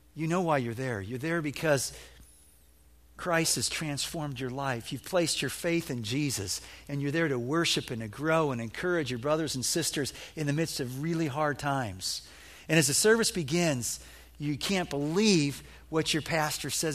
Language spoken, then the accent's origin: English; Illinois, United States; moved away; I'm a flatlander from Illinois, and we didn't have hills in Illinois.